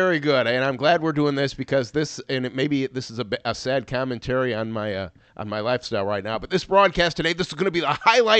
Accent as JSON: {"language": "English", "town": "Chicago", "region": "Illinois", "country": "United States", "tie": "born or raised there", "said": "you and I grew up in Chicago"}